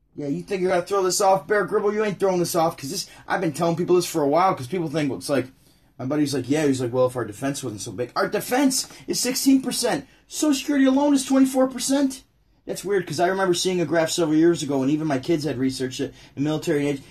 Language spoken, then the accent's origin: English; Syracuse, New York, United States; I'm from Syracuse, New York